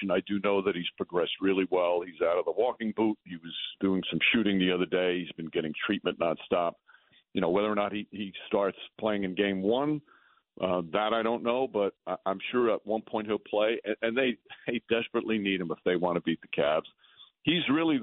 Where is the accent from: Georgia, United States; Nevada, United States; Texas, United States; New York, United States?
New York, United States; I'm from New York my whole life.